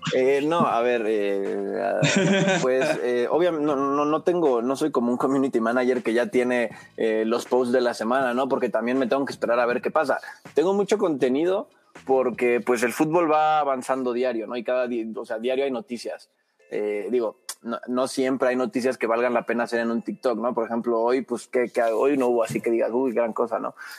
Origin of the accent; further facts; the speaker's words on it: Mexico; aquí en México